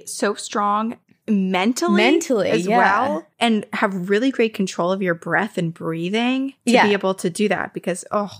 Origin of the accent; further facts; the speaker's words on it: Sedona, Arizona, United States; also born or lived in Texas; I was born in Texas, but spent most of my childhood in Sedona, Arizona, and then in a small town near the Painted Desert.